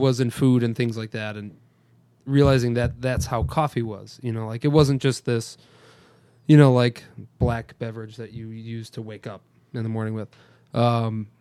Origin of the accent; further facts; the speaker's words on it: Rochester, New York, United States; I'm actually the only one from Rochester in this room.